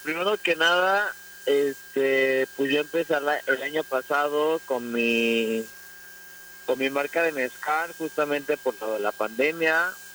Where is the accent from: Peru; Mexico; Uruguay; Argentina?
Mexico; como mexicanos